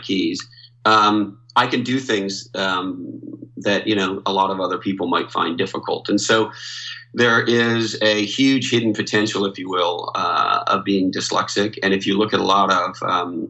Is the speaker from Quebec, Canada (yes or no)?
yes; Montreal, Quebec, Canada; I grew up in Montreal, Canada